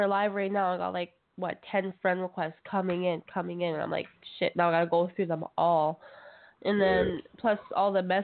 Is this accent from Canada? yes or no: yes; Canada; from Canada representing out here. I'm a Cree native